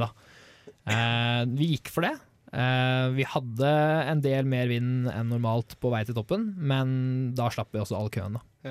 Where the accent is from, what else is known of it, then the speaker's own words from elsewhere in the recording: Norway; jeg og Håkon som nordmenn